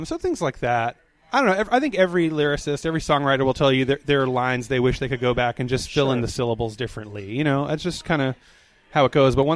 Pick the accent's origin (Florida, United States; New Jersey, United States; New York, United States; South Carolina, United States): New York, United States; New York City; also born or lived in Brooklyn / the South / Lexington, Kentucky; now in Richmond, United States; I grew up on Staten Island, so my parents kind of say coffee and talk and stuff